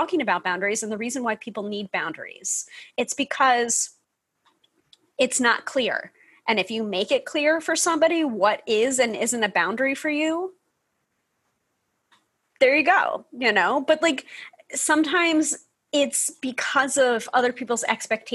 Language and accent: English; New York, United States; the New Yorker